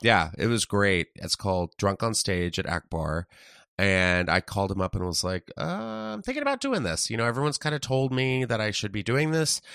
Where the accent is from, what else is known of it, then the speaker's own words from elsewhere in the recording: San Antonio, Texas, United States; moved away as an adult; also born or lived in Tennessee; now in Los Angeles, United States; I was in Texas from, like, third grade until on